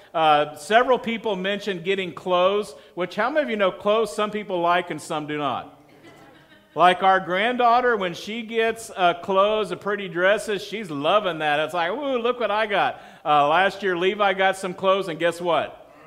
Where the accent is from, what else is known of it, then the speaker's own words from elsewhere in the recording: Texas, United States; moved away; also born or lived in Colorado Springs; I'm from Texas